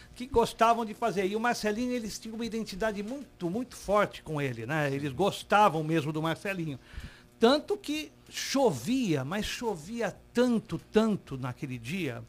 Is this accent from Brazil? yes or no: yes; Santos, São Paulo, Brazil; nós somos de Santos